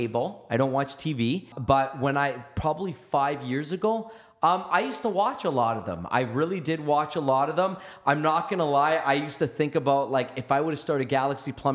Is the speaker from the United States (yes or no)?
no; Canada; I'm an Italian Canadian or Canadian